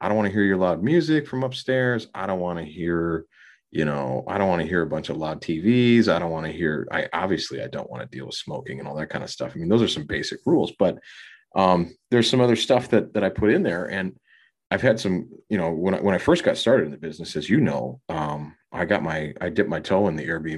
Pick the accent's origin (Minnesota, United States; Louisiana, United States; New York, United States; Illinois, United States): Minnesota, United States; Minneapolis; my hometown